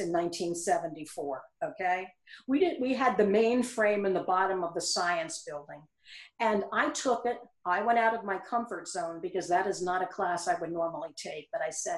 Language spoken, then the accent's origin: English; Eastern Pennsylvania, United States; moved away as an adult; now in South Carolina, United States; I am from Eastern Pennsylvania. My family and most of my friends are in that area